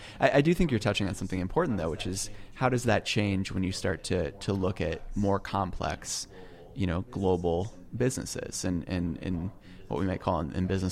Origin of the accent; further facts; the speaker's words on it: United States; I am an American and I do live here